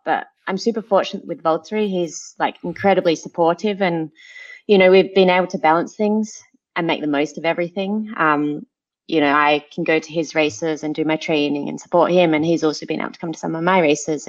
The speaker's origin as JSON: {"language": "English", "area": "Adelaide Hills", "region": "South Australia", "country": "Australia", "moved": "as an adult", "lives_now": "Monaco", "said": "I'm from the Adelaide Hills where we have space"}